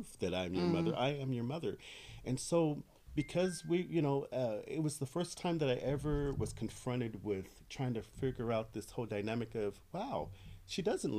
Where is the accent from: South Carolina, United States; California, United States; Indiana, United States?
California, United States; Sacramento; I'm born and raised in Sacramento.